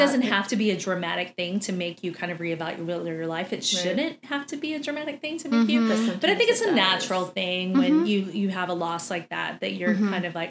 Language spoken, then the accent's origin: English; Texas, United States; we're the biggest meat eaters you've ever met.